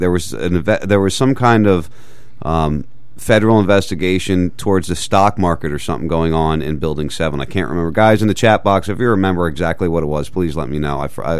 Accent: outside Philadelphia, New Jersey, United States; moved away; also born or lived in Wharton State Forest, New Jersey; I grew up in South Jersey, right outside Philly, spent a lot of time in Philly.

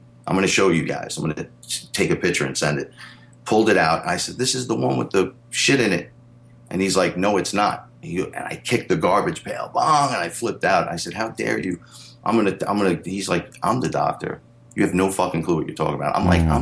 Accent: New York City, New York, United States; I'm from the Bronx

